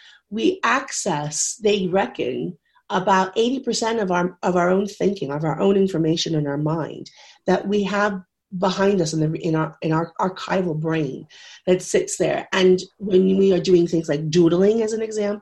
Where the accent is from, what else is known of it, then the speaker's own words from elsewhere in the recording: United States; moved away as an adult; now in United Kingdom; I am American, but I have been living in the UK for 26 years